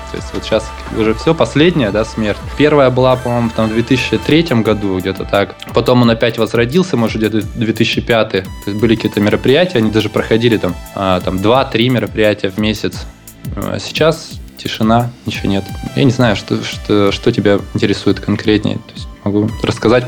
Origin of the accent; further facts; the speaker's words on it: Krasnoyarsk, Krasnoyarsk Krai, Russia; moved away; я из Красноярска